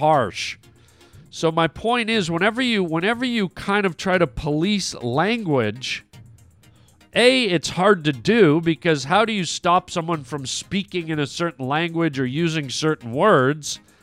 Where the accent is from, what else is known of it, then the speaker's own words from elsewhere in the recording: Canada; now in United States; I haven't lived in Canada for many years. That's where I'm from